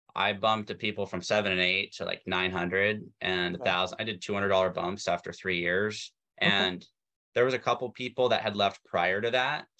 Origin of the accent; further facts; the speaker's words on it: Tacoma, Washington, United States; I grew up in Tacoma, which was just south of Seattle